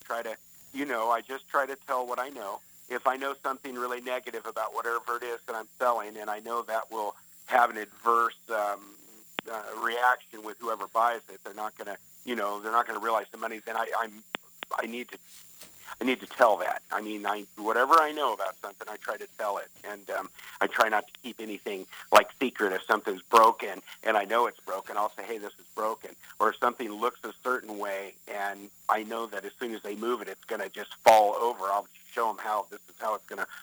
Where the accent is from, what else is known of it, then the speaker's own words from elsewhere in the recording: Southern California, United States; also born or lived in Northwest Arkansas; I was born and raised in Southern California, but my grandfather and all my rest of my family was from Northwest Arkansas